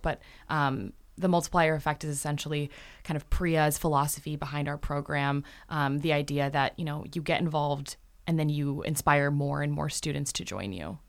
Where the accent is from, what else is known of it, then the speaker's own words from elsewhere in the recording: Canton, Michigan, United States; I'm from Canton, Michigan.